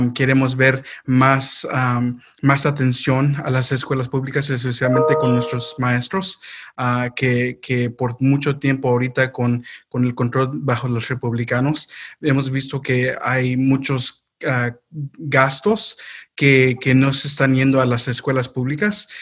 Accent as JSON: {"language": "Spanish", "region": "North Carolina", "country": "United States", "tie": "born or raised there", "said": "yo ah, no nací aquí en Carolina del Norte, pero sí viví toda mi vida aquí en, este estado"}